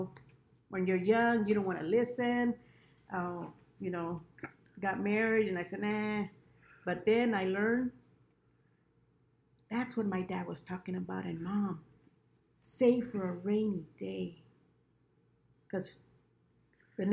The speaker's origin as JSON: {"language": "English", "town": "Lamont", "region": "California", "country": "United States", "tie": "born or raised there", "said": "We grew up in Lamont. There, the small town of Lamont"}